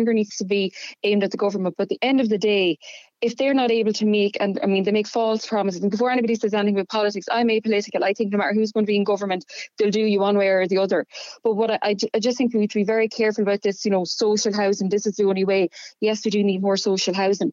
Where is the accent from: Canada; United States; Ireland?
Ireland; Midlands; moved away; I grew up in the Midlands, so I about 45 minute commute from Dublin.